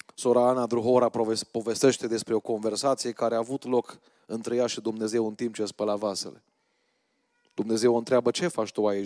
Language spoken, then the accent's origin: Romanian; Romania